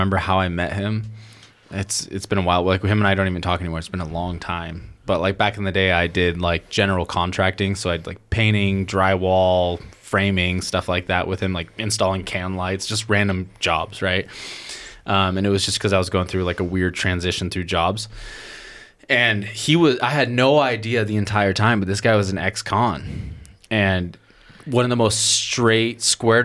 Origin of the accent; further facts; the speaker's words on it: Oregon, United States; I'm from Oregon